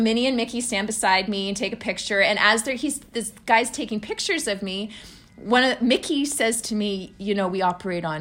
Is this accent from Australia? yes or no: no; Canada; I'm from Canada